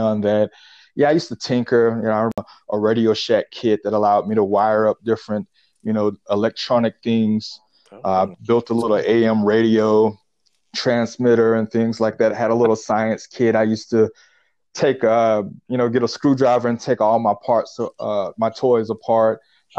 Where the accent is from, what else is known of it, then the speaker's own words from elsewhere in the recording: Pensacola, Florida, United States; now in Atlanta, United States; Pensacola, Florida.